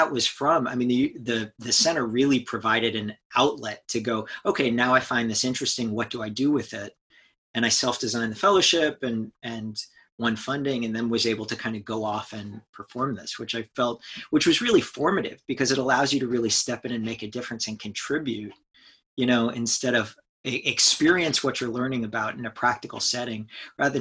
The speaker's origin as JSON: {"language": "English", "town": "Houston", "region": "Texas", "country": "United States", "tie": "born or raised there", "said": "I grew up in Houston, Texas"}